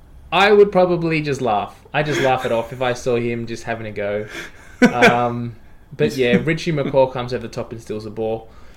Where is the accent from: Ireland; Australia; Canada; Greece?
Australia; I'm an Australian